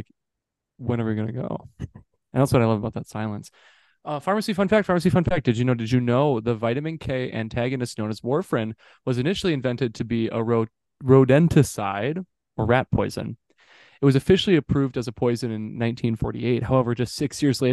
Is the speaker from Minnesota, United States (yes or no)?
yes; St. Cloud, Minnesota, United States; I was born in the St. Cloud Hospital, the place I'm working at right now, 23 years ago